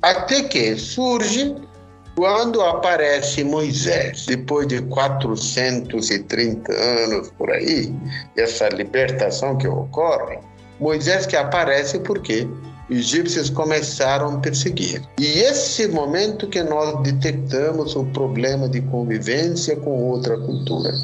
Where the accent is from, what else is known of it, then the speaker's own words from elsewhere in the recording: India; moved away as an adult; now in Curitiba, Brazil; sou indiano, estou aqui 29 anos, sempre morei aqui na região de Curitiba